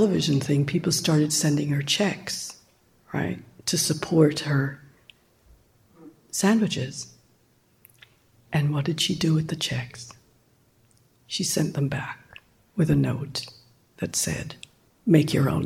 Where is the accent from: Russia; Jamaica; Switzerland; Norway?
Jamaica; moved away; I'm from Jamaica